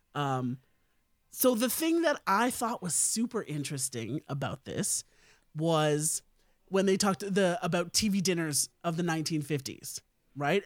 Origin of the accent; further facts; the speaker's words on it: India; as an Indian person myself